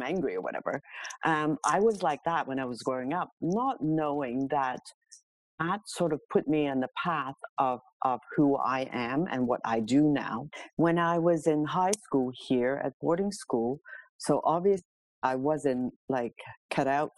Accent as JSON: {"language": "English", "country": "Hong Kong", "tie": "born or raised there", "moved": "yes", "lives_now": "Toronto, Canada", "said": "I am born and raised in Hong Kong many moons ago, to a very traditional Chinese family"}